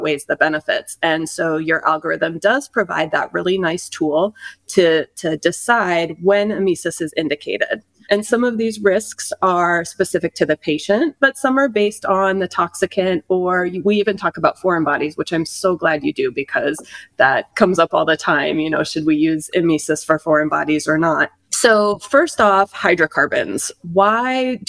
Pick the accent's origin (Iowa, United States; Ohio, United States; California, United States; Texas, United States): Iowa, United States; now in Las Vegas, United States; I'm originally from Iowa, but I ended up practicing out here in Las Vegas